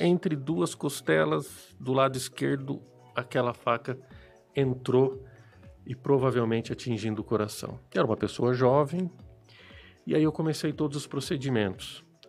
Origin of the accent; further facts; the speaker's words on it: Apucarana, Paraná, Brazil; also born or lived in Londrina; eu sou nascido em Apucarana, eu sou apucaranense, e isso eu gosto sempre de ressaltar no meu currículo. E por quê? Porque eu decidi voltar para a cidade. A cidade onde eu fui educado, onde eu fui criado